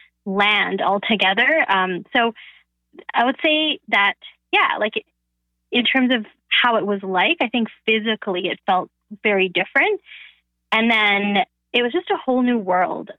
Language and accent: English; Canada; first language Bengali; English is a second language; growing up in Canada